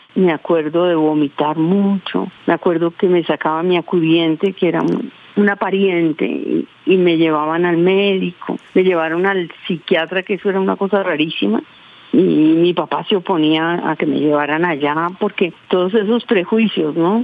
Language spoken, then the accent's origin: Spanish; Amalfi, Antioquia, Colombia; now in Bogotá, Colombia; yo soy de un pueblo donde nacieron los hermanos Castaños y donde nació Monoleche